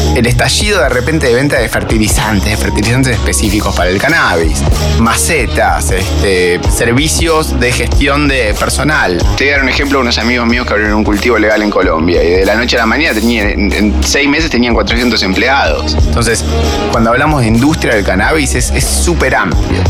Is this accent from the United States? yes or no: no; Argentina